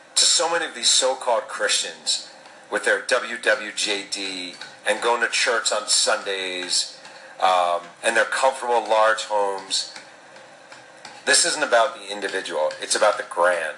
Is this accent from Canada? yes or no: no; New York, United States; I'm an American because my parents had sex here, my mom's womb was here when I came out of it